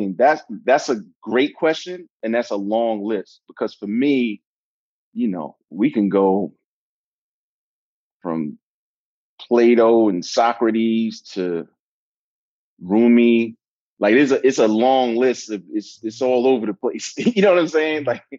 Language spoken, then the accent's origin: English; Brooklyn, New York, United States; Brooklyn is everything to me, you know. You know, I grew up in a rough environment